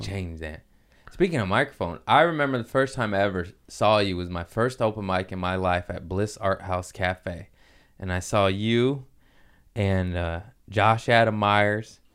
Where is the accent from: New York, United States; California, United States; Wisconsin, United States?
California, United States; Torrance; also born or lived in Harbor City / Lomita / Culver City / Inglewood; I was, uh, born in Harbor City, uh, raised in Torrance, Lameda